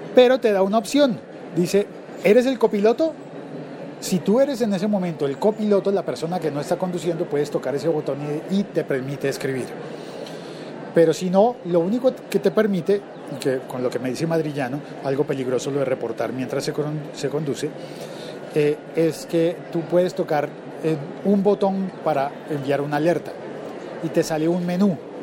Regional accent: Colombia; como locutor colombiano

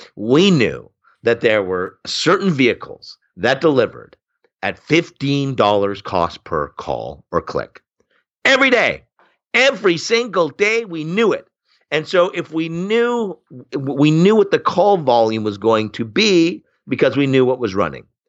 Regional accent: Oshawa, Ontario, Canada; I grew up in Oshawa, Ontario, which is Canada's Flint, Michigan.

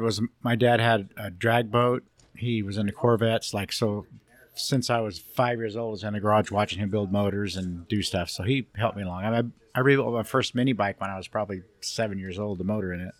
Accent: Long Beach, California, United States; also born or lived in Cypress, California / Alta Loma, California; I was born and raised over here in Long Beach

